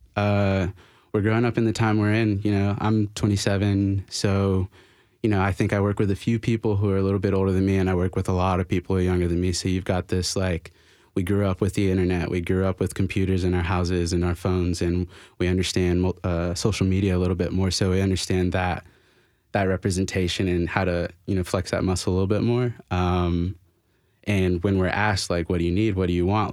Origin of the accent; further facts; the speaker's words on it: Florida, United States; now in Nashville, United States; I'm from Florida